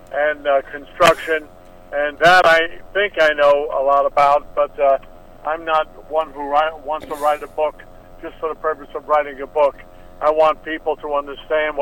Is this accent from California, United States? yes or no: no; New York, United States; I'm a New Yorker. I love New York